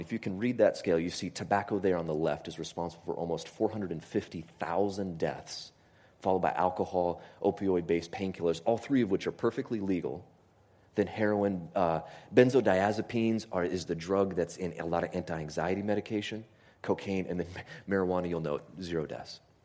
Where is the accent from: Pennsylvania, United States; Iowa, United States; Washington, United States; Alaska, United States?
Alaska, United States; Homer; I grew up in Homer, Alaska